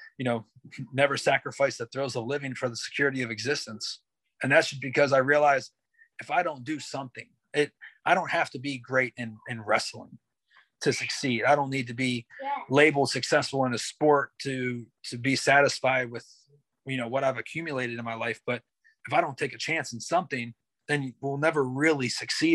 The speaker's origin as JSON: {"language": "English", "region": "Pennsylvania", "country": "United States", "tie": "born or raised there", "moved": "yes", "said": "my hometown back in Pennsylvania"}